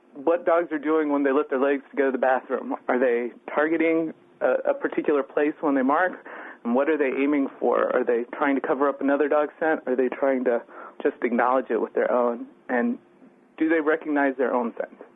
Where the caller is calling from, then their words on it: Houston, Texas, United States; I'm calling from Houston, Texas